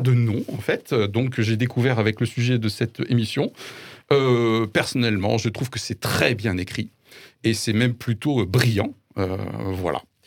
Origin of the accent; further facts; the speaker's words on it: France; en tant que Français, entre guillemets, euh, classique peut-être, 51 ans, blanc